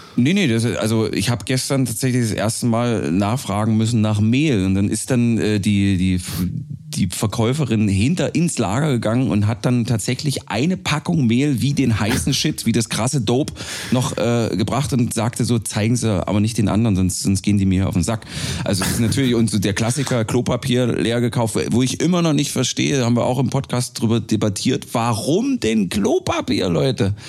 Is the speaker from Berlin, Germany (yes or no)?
no; small village near Bitterfeld, Saxony-Anhalt, Germany; accent: Sachsen-Anhaltisch; moved away; Ich komme ursprünglich äh, aus einem 529 Seelenort in der Nähe der ehemals dreckigsten Stadt Europas.